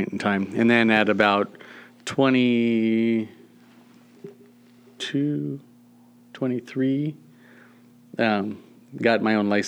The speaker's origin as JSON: {"language": "English", "town": "San Diego", "region": "California", "country": "United States", "tie": "born or raised there", "also_born_or_lived": "Norcross, Georgia / Burkina Faso", "moved": "as an adult", "lives_now": "Montana, United States", "said": "So we grew up in San Diego area"}